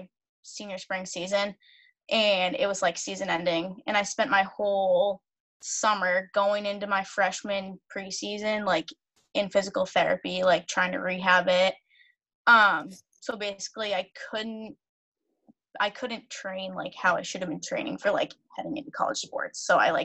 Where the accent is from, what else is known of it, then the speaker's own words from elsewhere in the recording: Reading, Massachusetts, United States; I grew up in Reading, Mass. I live here now.